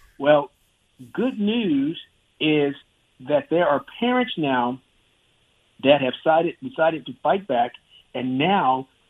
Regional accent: Clovis, New Mexico, United States; because I grew up in Clovis, New Mexico, and my dad was in the Air Force

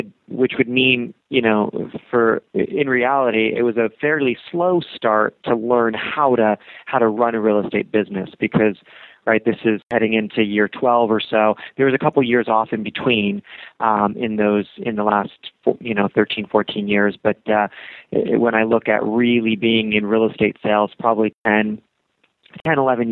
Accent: New York, United States; moved away as an adult; also born or lived in Westchester County, New York / Eugene, Oregon; now in Portland, United States; being born and raised in New York

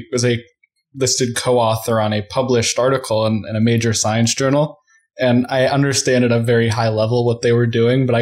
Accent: Colorado, United States; I'm from Colorado

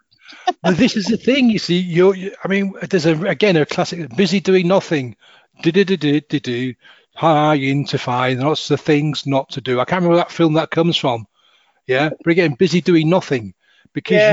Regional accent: Hull, Yorkshire and the Humber, United Kingdom; moved away; also born or lived in south of England; I'm from um, Hull, oh. H U L L Hull

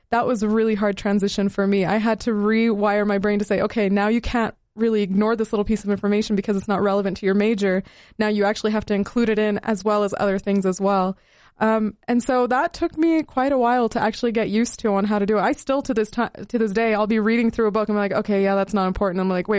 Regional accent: Utah, United States; now in Salt Lake City, United States; For me, I came from Southern Utah as a Middle Eastern person

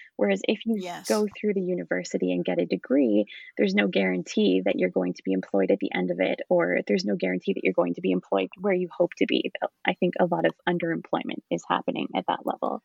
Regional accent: Picton, Ontario, Canada; moved away as an adult; also born or lived in London, Ontario / Kingston, Ontario; I'm actually from the Picton area. I grew up in Picton

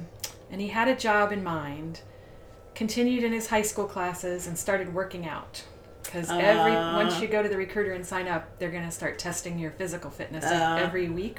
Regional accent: Puerto Rico; born there; I was born in Puerto Rico because they were in the Air

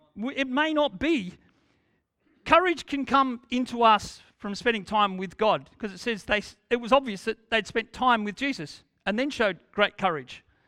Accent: Australia; we are Australian

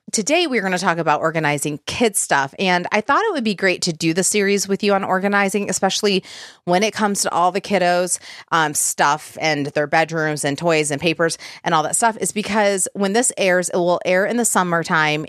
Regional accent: Michigan, United States; now in Tennessee, United States; we're, we're from Michigan, but live in Tennessee

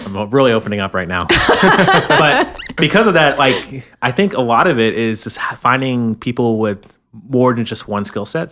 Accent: Florida, United States; now in Bay Area, United States; I'm from Florida

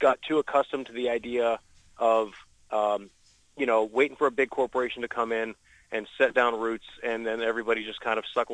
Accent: Youngstown, Ohio, United States; moved away; also born or lived in Lorain, Ohio; I come from Youngstown, Ohio.

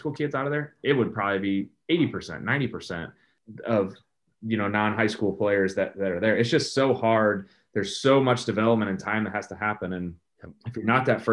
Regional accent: St. Louis, Missouri, United States; I was born in St. Louis, raised in St. Louis, won a World Series here

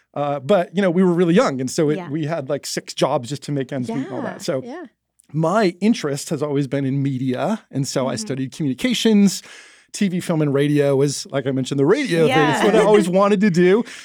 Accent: New Jersey, United States; moved away; I grew up in New Jersey in the Northeast. Mm-hmm. And so I'm also a Yankee and a Northerner, and so I kind of have that little bit of Northern energy too.

